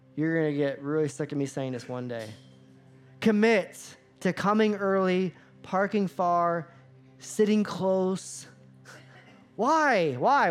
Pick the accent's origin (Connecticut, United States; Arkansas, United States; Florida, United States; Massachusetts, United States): Florida, United States; I grew up in Florida